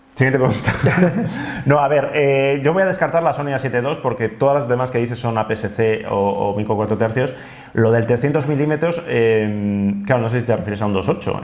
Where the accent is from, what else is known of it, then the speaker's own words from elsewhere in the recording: Basque Country, Spain; los vascos somos más de bici